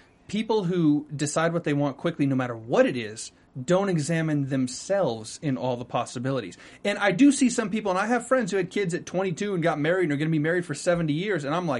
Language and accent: English; North Carolina, United States; moved away; You're talking to two North Carolinians now.